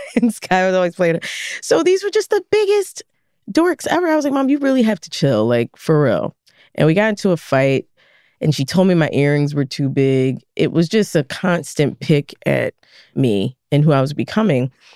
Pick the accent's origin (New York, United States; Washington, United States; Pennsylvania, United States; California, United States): Pennsylvania, United States; Philadelphia; born or raised there